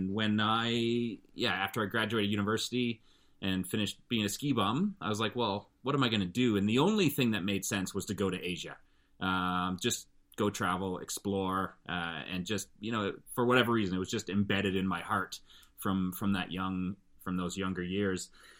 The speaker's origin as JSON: {"language": "English", "town": "Calgary", "region": "Alberta", "country": "Canada", "tie": "born or raised there", "said": "But when I grew up in Calgary, none of my best friends were white."}